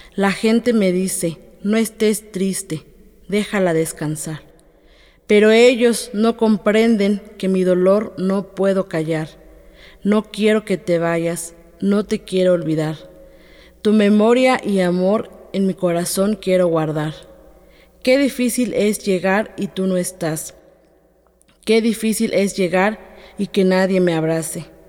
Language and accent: Spanish; Atlequizayán, Puebla, Mexico; first language Totonac; Spanish is a second language; Yo soy de Atlequizayán, Puebla, una comunidad que se encuentra en la sierra norte del estado. Y pues yo hablo totonaco desde que soy niña